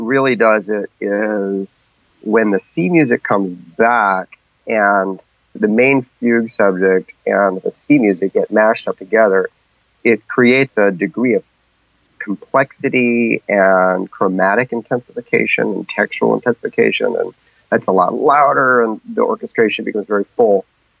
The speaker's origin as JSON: {"language": "English", "region": "Amazon", "country": "Peru", "tie": "born or raised there", "said": "I grew up in the Peruvian Amazon. My parents were medical missionaries taking care of indigenous people out in the jungle. So I grew up in the jungle"}